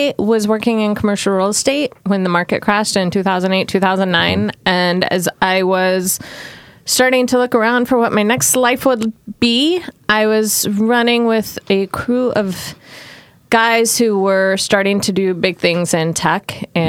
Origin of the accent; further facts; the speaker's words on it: Portland, Oregon, United States; also born or lived in Southern California / Miami; I come from Southern California originally, but have born in Southern California, raised in Portland, moved around many times. Lived in Miami for a year